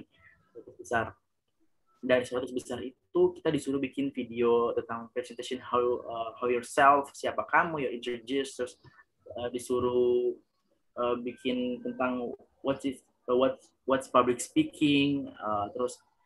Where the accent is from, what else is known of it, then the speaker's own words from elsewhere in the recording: Ambon, Maluku, Indonesia; moved away as an adult; also born or lived in Yogyakarta; aku berasal dari kota Ambon, Provinsi Maluku